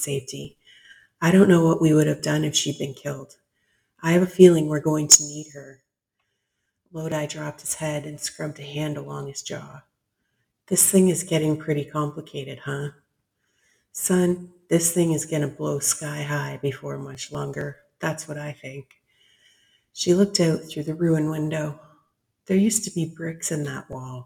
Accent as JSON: {"language": "English", "country": "Canada", "said": "I'm one Canadian"}